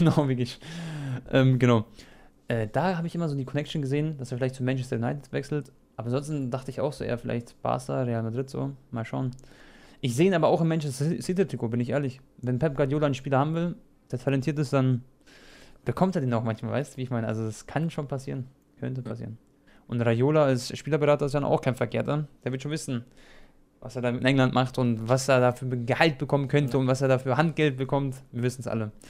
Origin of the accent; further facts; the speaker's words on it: Germany; also born or lived in Croatia; ich bin ja auch Deutscher und Kroat, beides